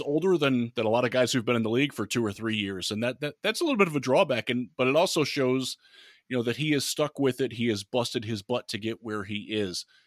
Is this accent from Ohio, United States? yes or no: yes; Cleveland, Ohio, United States; I grew up in Cleveland